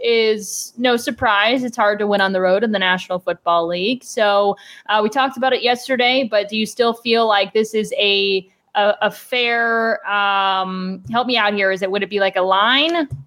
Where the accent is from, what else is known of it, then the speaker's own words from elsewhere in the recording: Cleveland, Ohio, United States; moved away as an adult; now in Arizona, United States; I am from the Cleveland area